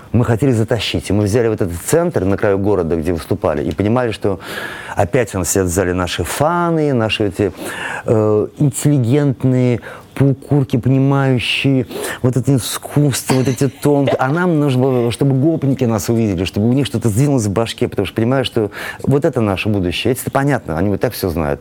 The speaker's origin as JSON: {"language": "Russian", "region": "Saint Petersburg", "country": "Russia", "moved": "yes", "said": "мы же из Питера все"}